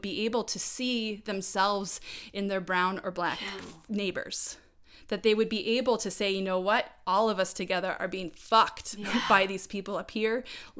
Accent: United States; I grew up in America, in North America, in the United States

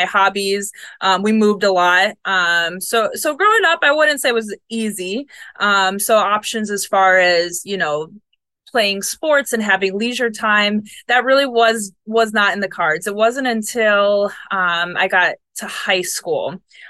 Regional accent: Buffalo, New York, United States; now in Florida, United States; I do miss the seasons. I'm from Buffalo, so...

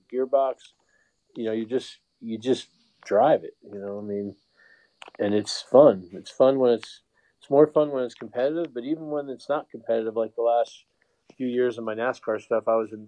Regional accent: Connecticut, United States; moved away; also born or lived in New York City, New York / California; I was born in New York City, but I grew up in Connecticut and then lived in California for 30 years.

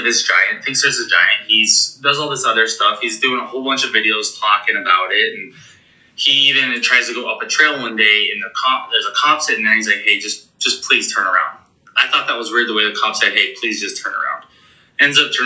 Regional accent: Montana, United States; moved away; my hometown of Montana. Not my hometown, but my home state of Montana

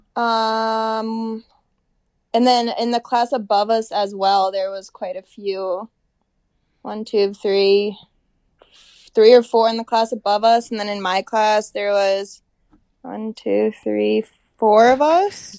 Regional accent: Little Falls, Minnesota, United States; moved away; also born or lived in Moorhead, Minnesota; I am from Little Falls, Minnesota

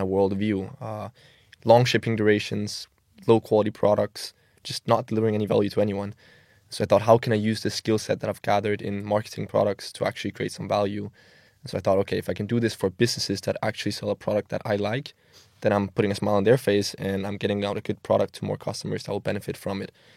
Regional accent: Copenhagen, Capital Region of Denmark, Denmark; moved away as an adult; now in Milan, Italy; I grew up in Denmark, in Copenhagen. Um, yeah, been there almost all my life. Obviously, now I, I reside in Milan, Italy.

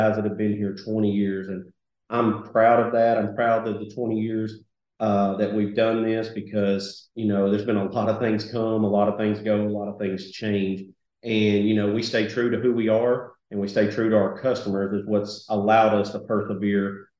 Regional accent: Sheridan, Arkansas, United States; Born and raised, lived in Sheridan my entire life, went away for college for a few years and came back, and Sheridan's home

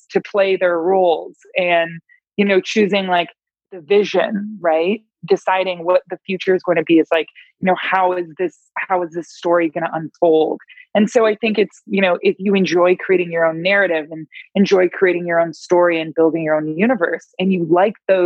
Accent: Toronto, Ontario, Canada; I'm from Toronto, Canada

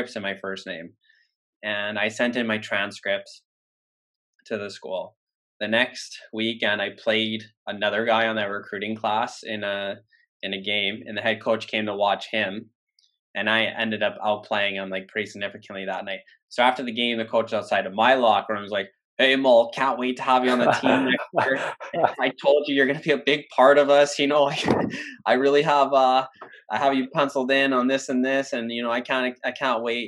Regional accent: Worcester, Massachusetts, United States; Worcester State, like my hometown D3 school

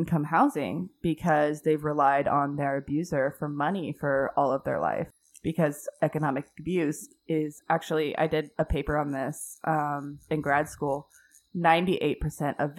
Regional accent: Houston, Texas, United States; also born or lived in Colorado; I grew up in the Houston area

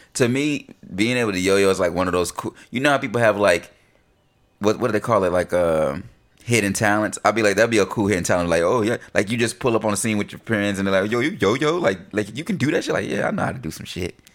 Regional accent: Concord, North Carolina, United States; growing up in North Carolina, we we in Concord, you know, Mill City

